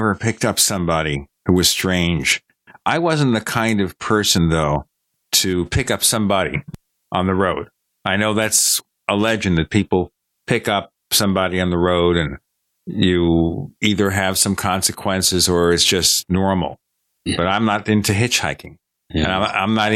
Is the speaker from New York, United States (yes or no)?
yes; New York City, New York, United States; moved away; I grew up in Brooklyn, New York